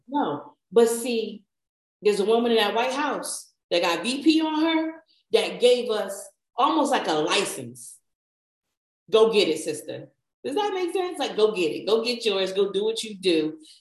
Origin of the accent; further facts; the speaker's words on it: New Jersey, United States; I'm from New Jersey. And there used to be a main little street in our town